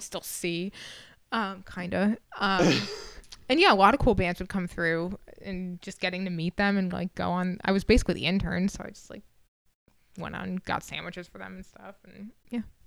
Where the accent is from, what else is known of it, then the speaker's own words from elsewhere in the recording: Massachusetts, United States; moved away as an adult; also born or lived in Vermont / Connecticut / California; now in Nashville, United States; I grew up in Massachusetts